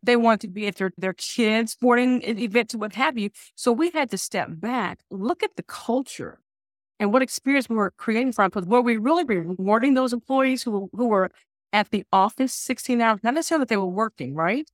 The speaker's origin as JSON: {"language": "English", "region": "Alabama", "country": "United States", "tie": "born or raised there", "said": "I grew up in South, in the South, I grew up in Alabama, a, in the Bible Belt"}